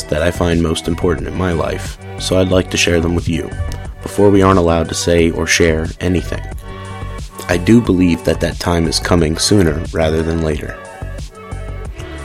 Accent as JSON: {"language": "English", "town": "New Orleans", "region": "Louisiana", "country": "United States", "tie": "born or raised there", "also_born_or_lived": "rural Georgia", "moved": "as an adult", "lives_now": "Georgia, United States", "said": "I'm from New Orleans and was born and raised there. I lived there every day until Hurricane Katrina"}